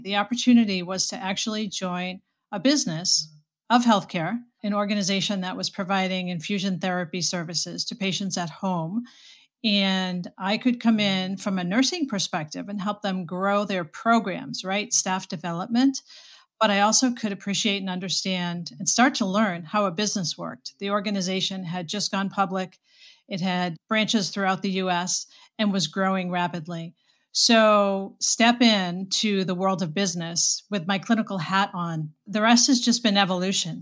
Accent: Boston, Massachusetts, United States; moved away as an adult; now in Saint Louis, United States; I am from Boston, born, raised, and, uh, spent a good part of my life in Boston

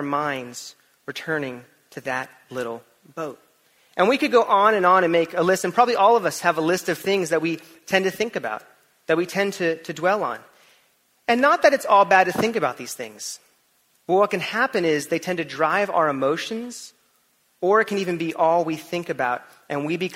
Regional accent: California, United States; moved away; also born or lived in Florida; when I was in elementary school and middle school, I grew up in California

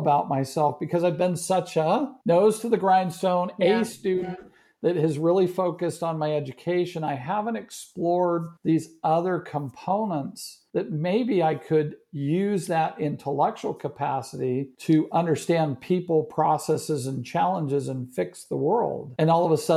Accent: Marin County, California, United States; also born or lived in Maryland; now in Texas, United States; In California, Marin County.

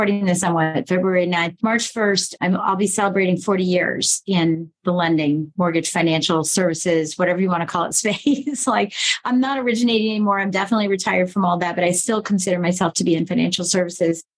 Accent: Colorado, United States; also born or lived in Michigan; I was born in Colorado, raised in Michigan, then raised in Colorado the second half.

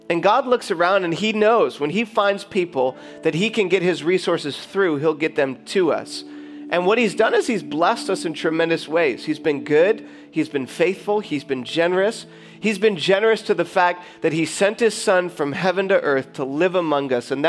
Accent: Detroit, Michigan, United States; now in California, United States; live, we are from Metro Detroit.

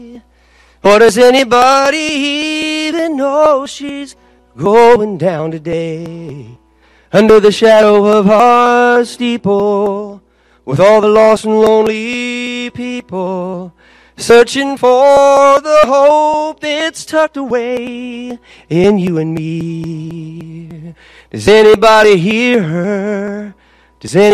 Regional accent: Los Angeles, California, United States; I'm from Los Angeles

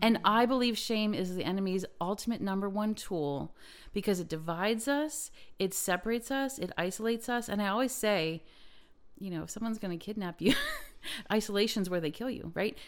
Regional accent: Lancaster County, Pennsylvania, United States; I come from Lancaster County

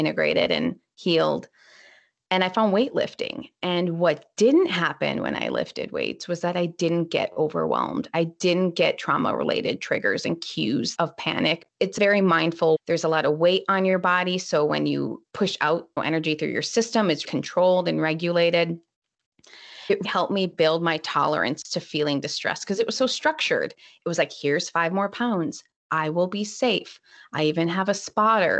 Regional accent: Minnesota, United States; I'm from Minnesota, so it's usually kind of cold

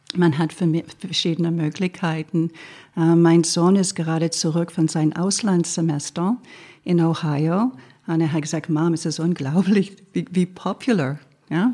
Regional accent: Quebec, Canada; German is a second language; now in Germany; ich als Kanadierin

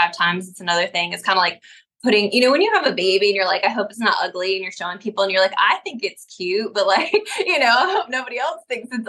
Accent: upstate New York, United States; now in the South, United States; I'm from New York

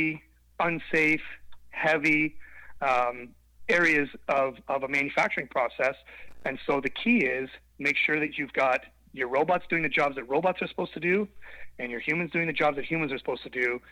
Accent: southwestern Ontario, Canada; I'm a Canadian, grew up in southwestern Ontario on a small farm

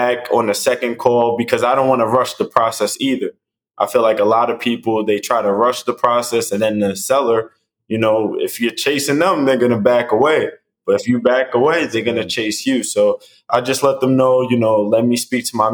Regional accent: New York City, New York, United States; now in Tampa, United States; I'm from Staten Island, New York

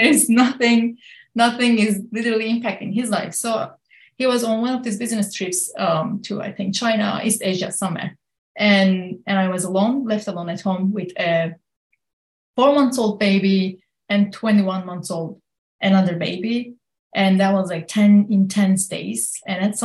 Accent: Kurdish regions of Turkey, on the border of Syria, Southeastern Anatolia, Turkey; now in United States; I'm born and raised in the Kurdish regions of Turkey, right on the border of Syria

